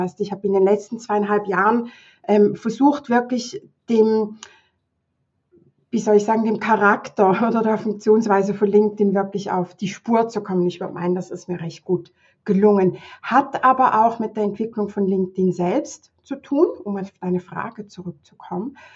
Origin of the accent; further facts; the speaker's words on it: Thurgau, Switzerland; ich bin aus der Schweiz. Ähm, ich gucke gerade hier auf äh, eine verschneite Wiese in der Nähe vom Bodensee. Thurgau heißt das hier bei uns, der Kanton.